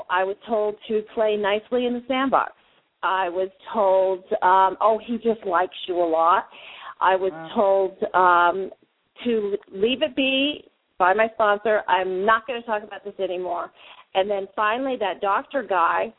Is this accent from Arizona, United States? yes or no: yes; Arizona, United States; so it was beautiful here in Arizona. I'm from Arizona.